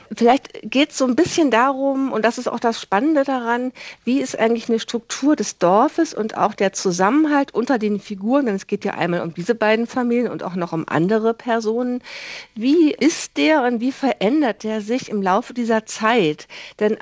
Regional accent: Koblenz, Rhineland-Palatinate, Germany; ich bin in Koblenz aufgewachsen

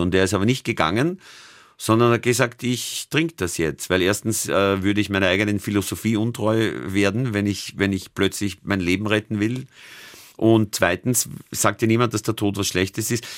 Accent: near Amstetten, Lower Austria, Austria; now in Vienna, Austria; in Amstetten, das ist die Stadt, wo man am nächsten zu meinem Heimatdorf kommt

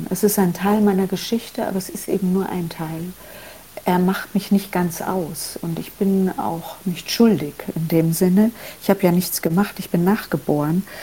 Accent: Germany; Meine einfache Antwort war immer, na, ich bin ja Deutsche

